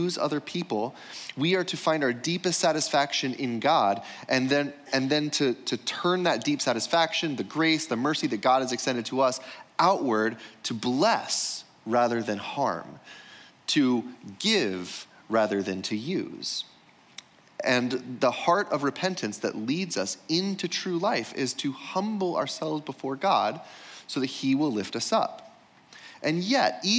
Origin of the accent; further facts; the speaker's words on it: United States; growing up in America